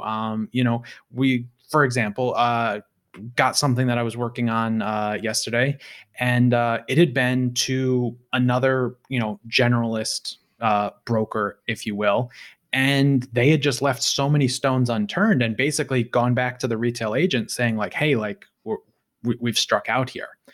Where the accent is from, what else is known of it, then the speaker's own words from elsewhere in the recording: United States; I'm an American.